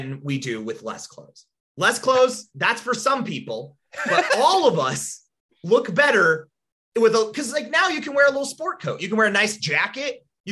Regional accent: Rapid City, South Dakota, United States; we grew up in Rapid City and there was one alley

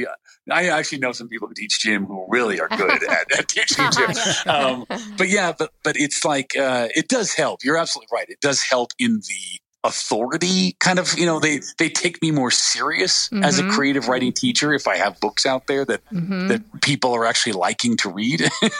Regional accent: Western United States, United States; also born or lived in Salt Lake City, United States; Well, I was born in Salt Lake City, but I grew up all over the Western United States.

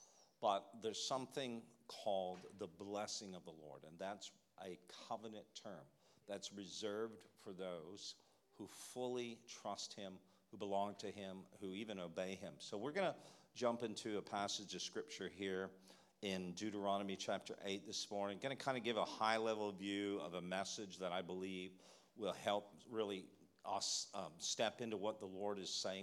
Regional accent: Canada; moved away; Coming from Canada, you know, we're bilingual

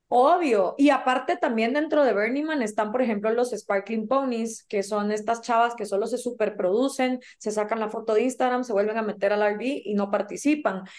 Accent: Guatemala; soy de Guatemala

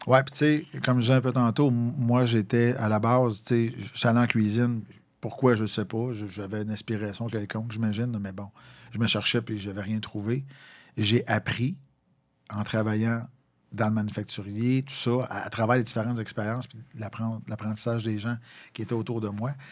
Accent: Valcourt, Quebec, Canada; moved away as an adult; also born or lived in Longueuil; tu as assez vivoté dans la région de Valcourt

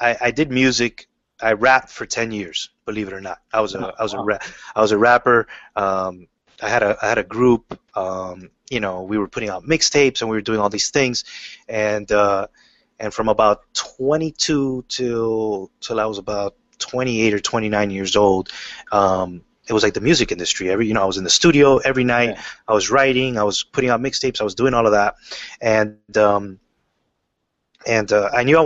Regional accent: Miami, Florida, United States; as a kid, I grew up in Miami, Florida.

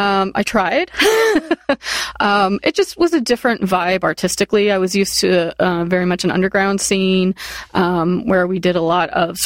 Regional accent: Lake Havasu City, Arizona, United States; moved away as an adult; also born or lived in Northern Illinois / San Diego; I was 10 and my family moved there and we moved to Lake Havasu, Arizona.

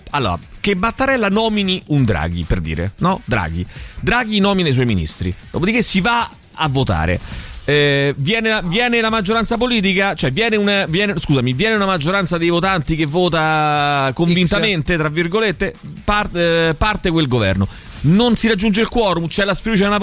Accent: Milan, Lombardy, Italy; sono di Milano purtroppo.

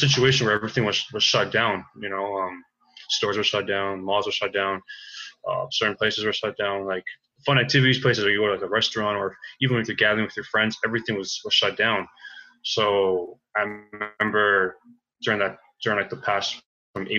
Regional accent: King City, Stouffville, Ontario, Canada; also born or lived in Toronto; There's a northern area down where I was really born from was around King City, Stouffville

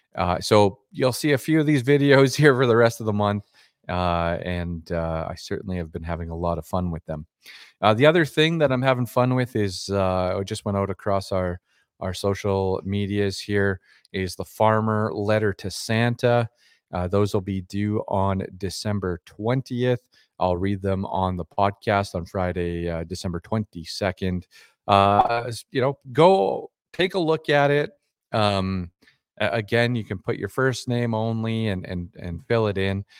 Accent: Dormy, Saskatchewan, Canada; a kid growing up in Dormy, Saskatchewan

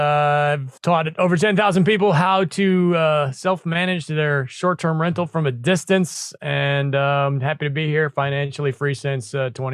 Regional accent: Midwest, United States; now in Florida, United States; I'm from the Midwest

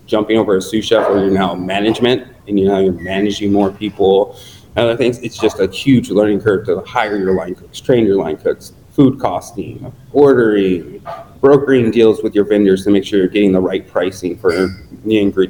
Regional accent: Ventura County, California, United States; also born or lived in New York; now in Los Angeles, United States; I'm a Cali boy through and through, and moved back to California. I grew up in Ventura County

